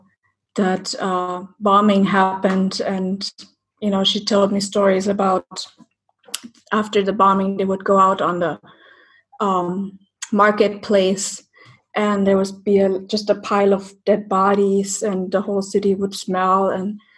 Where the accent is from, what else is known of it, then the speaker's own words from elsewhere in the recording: East Germany, Germany; I grew up in East Germany